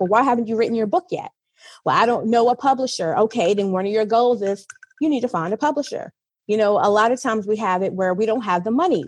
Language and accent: English; Virginia, United States; moved away as an adult; now in United Arab Emirates; I am a teacher from the US, I am from Virginia and I have been living in the UAE for three years.